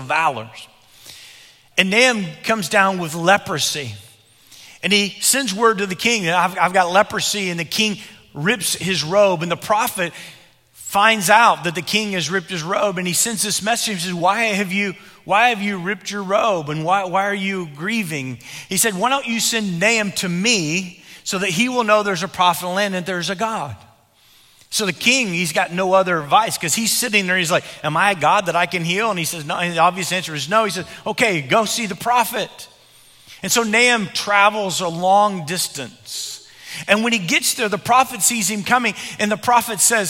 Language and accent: English; Illinois, United States; When I was growing up in Illinois as a young boy